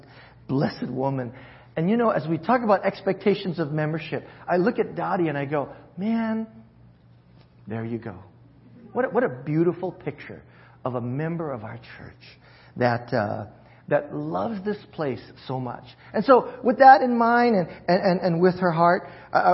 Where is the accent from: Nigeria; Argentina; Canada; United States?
United States; Hawaii; moved away; I'm from Hawaii, and that's my where my heart leans towards